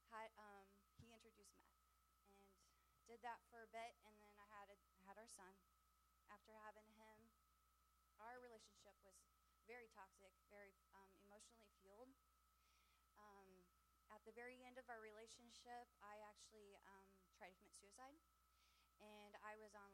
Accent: Cassville, Missouri, United States; I'm from Cassville

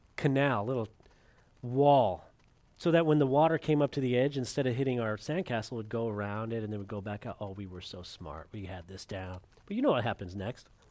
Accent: California, United States; moved away; my brother and I, when we were growing up in California

